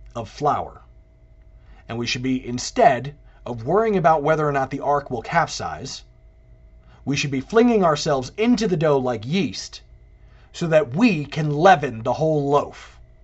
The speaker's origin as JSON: {"language": "English", "town": "New York City", "region": "New York", "country": "United States", "tie": "born or raised there", "said": "I'm a native New Yorker. I was born in the Empire State. I was born in the Empire City."}